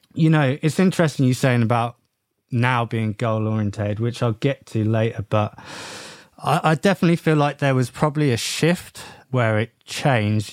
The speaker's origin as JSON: {"language": "English", "region": "England", "country": "United Kingdom", "said": "we're English"}